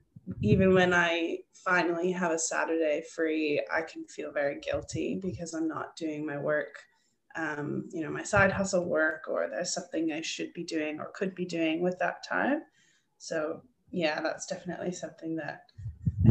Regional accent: Ontario, Canada; accent: Canadian; moved away as an adult; now in Australia; I'm originally from Ontario, so it's nice to have the Canadian accent back in my life regularly.

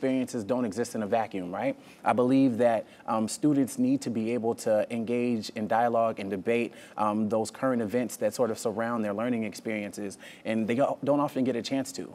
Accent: North Carolina, United States; being in my hometown

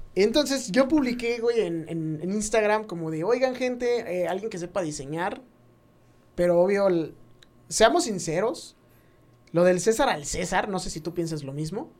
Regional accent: Mexico; uno como mexicano

